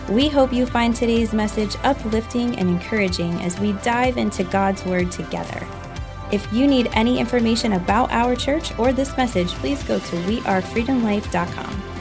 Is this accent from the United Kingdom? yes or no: no; New York City, New York, United States; I came from New York City, I never heard of this.